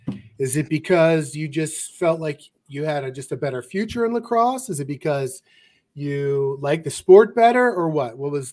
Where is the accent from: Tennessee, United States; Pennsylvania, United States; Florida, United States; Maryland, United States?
Maryland, United States; Baltimore; since I was very young growing up in Baltimore